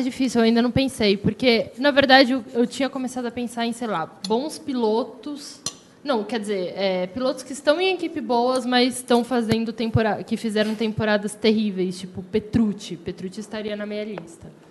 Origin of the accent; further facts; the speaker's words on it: Brazil; sou brasileira com muito orgulho